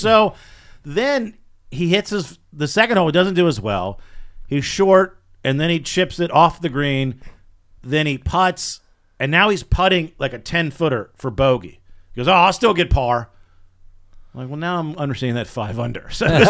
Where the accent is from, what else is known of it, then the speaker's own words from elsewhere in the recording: Virginia, United States; born there; I was born in Virginia.